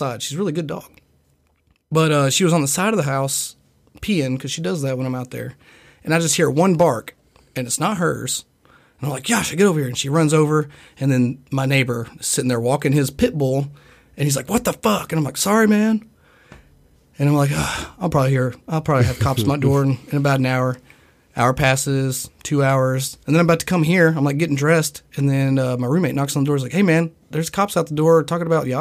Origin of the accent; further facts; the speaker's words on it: Nicholasville, Kentucky, United States; I'm from Nicholasville